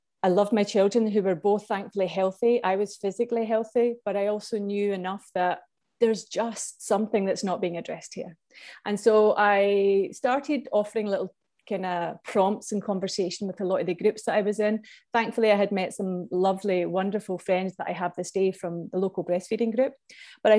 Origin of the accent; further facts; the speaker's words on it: Scotland, United Kingdom; moved away as an adult; also born or lived in Vietnam; now in Ireland; I'm from Scotland, and I've lived in Ireland now since 15 years almost